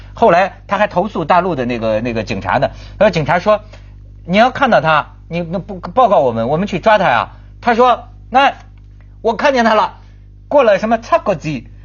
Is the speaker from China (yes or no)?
yes; China; 我一大陆人